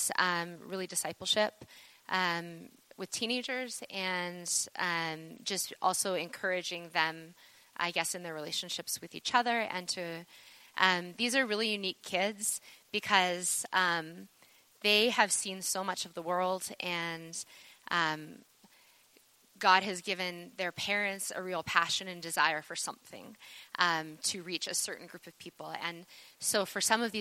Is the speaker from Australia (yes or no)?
no; Taber, Alberta, Canada; moved away; I grew up in Tabor